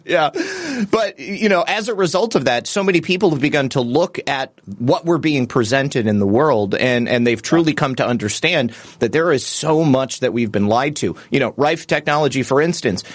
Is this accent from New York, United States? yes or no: no; Michigan, United States; I'm actually from Michigan as well